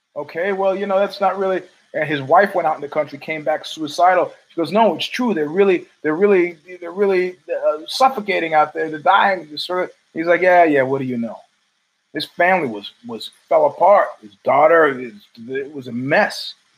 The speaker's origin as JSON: {"language": "English", "town": "New York City", "region": "New York", "country": "United States", "moved": "yes", "lives_now": "East Palo Alto, United States", "said": "as a New Yorker"}